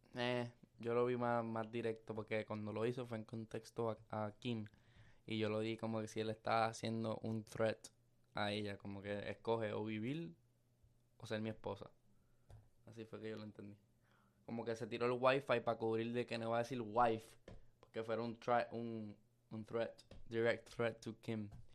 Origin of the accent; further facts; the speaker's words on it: Luquillo, Puerto Rico; also born or lived in Fajardo; yo soy de Luquillo y de Fajardo